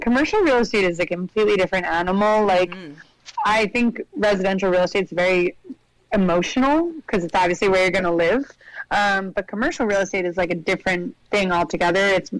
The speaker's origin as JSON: {"language": "English", "town": "New York City", "region": "New York", "country": "United States", "tie": "born or raised there", "lives_now": "Brooklyn, United States", "said": "growing up in Manhattan"}